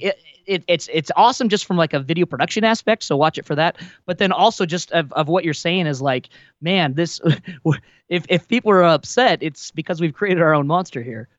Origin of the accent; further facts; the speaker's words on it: Wyoming, United States; moved away; growing up in Wyoming